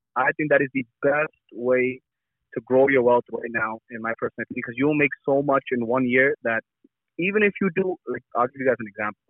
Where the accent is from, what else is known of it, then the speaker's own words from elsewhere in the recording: Brampton, Ontario, Canada; growing up in Brampton